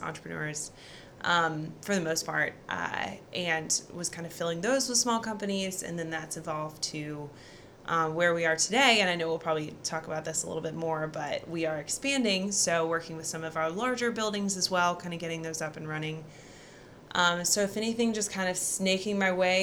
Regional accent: Research Triangle area, North Carolina, United States; one of the few that have actually been raised here and stuck around

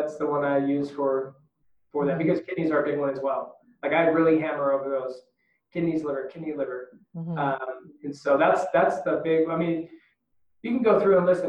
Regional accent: United States; being American

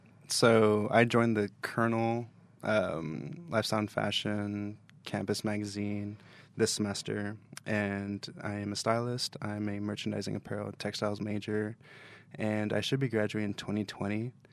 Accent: deep South Texas, United States; moved away as an adult; now in Kentucky, United States; I'm actually from Texas. So I moved here about 2 years ago.

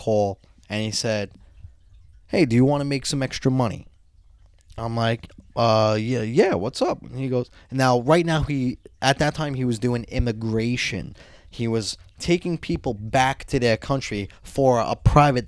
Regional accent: Brooklyn / Long Island, New York, United States; born or raised there

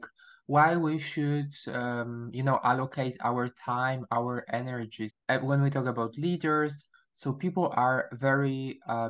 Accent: Poland; English is a second language; also born or lived in Warsaw, Poland; I'm from Poland, or I prefer to say I was born in Poland, but my nationality is Polish.

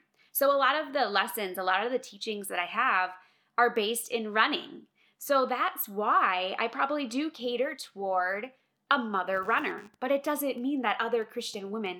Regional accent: Minnesota, United States; moved away as an adult; now in Colorado, United States; I know I'm not a Minnesotan anymore. I'm a Coloradan, but I'm a Minnesotan at heart

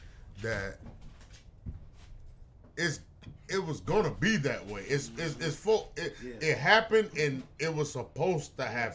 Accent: United States; technically, we're Americans.

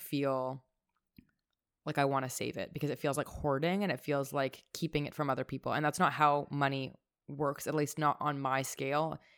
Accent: Toronto, Ontario, Canada; having family growing up in Toronto. I'm so grateful to have been brought up here.

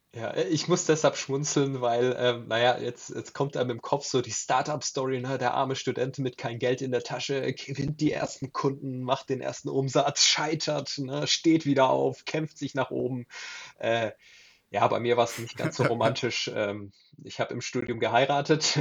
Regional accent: Southern Germany, Germany; ich komme aus Süddeutschland

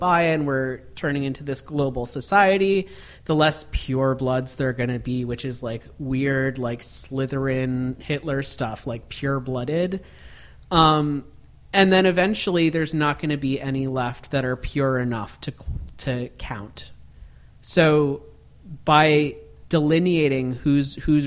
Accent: Miami, Florida, United States; moved away as an adult; also born or lived in Gainesville, Florida; I actually grew up in Miami.

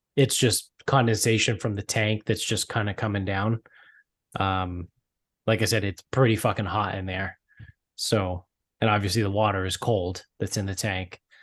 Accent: Medford, Massachusetts, United States; growing up in Medford

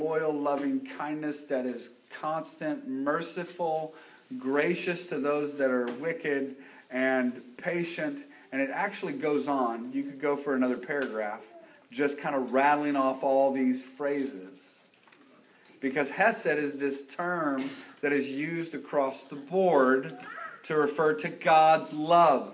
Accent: United States; we're English, we're American

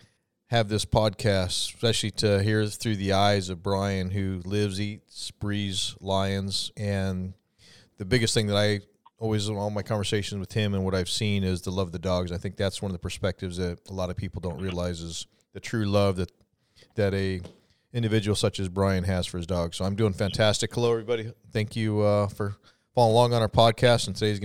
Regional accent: Arizona, United States; growing up and born and raised in Arizona

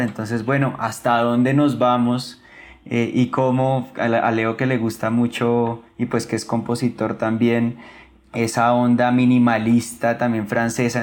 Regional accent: Bogotá, Colombia; yo soy un hijo de Nueva Cultura, yo estudié toda mi infancia allí

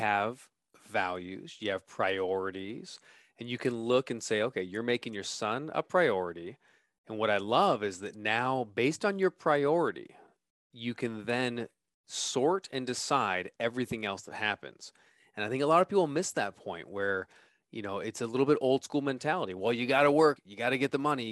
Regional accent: California, United States; moved away; I'm from California, so I'm coming back home

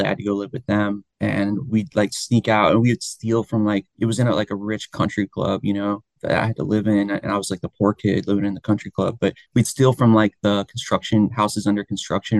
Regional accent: Florida, United States; also born or lived in Miami / Jacksonville; I'm originally from Florida. I grew up like between like Miami and Jacksonville

